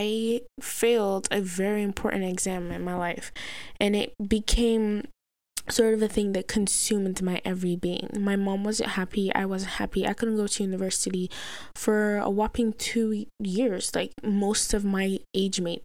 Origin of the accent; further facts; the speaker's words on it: Nigeria; I'm a black Nigerian Muslim